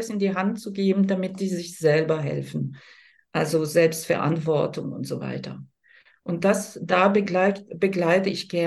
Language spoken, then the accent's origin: German; France; now in Germany; ich bin gebürtig aus Frankreich, lebe aber ziemlich lange, seit 89, also 34 Jahre in Deutschland.